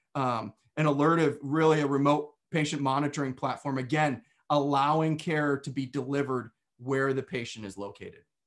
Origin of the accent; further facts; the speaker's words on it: Western New York, United States; I was, uh, born and raised in New York. Now, when most people hear New York, they think of New York City. However, um, where I lived was about as far away from New York City as you could get and still be in New York, right on the border of Pennsylvania and Western New York